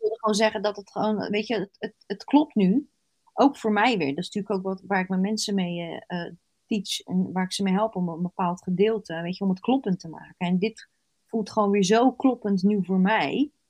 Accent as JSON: {"language": "Dutch", "town": "Rotterdam", "region": "South Holland", "country": "Netherlands", "said": "Ik zeg altijd als Rotterdammer"}